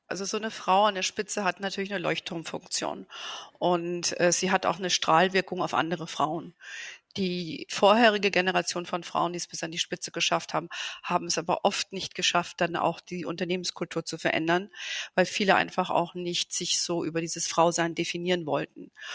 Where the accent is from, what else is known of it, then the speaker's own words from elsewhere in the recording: Germany; bei uns in Deutschland